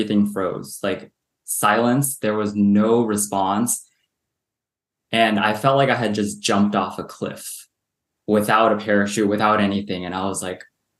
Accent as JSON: {"language": "English", "region": "Southern California", "country": "United States", "tie": "born or raised there", "also_born_or_lived": "Hong Kong", "said": "I grew up in Southern California in a very suburban"}